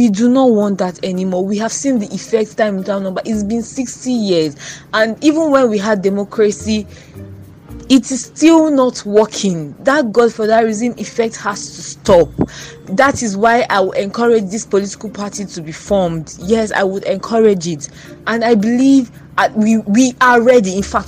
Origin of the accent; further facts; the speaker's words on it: Nigeria; I would say, dear Nigerian youths, I will use we because I am a Nigerian youth.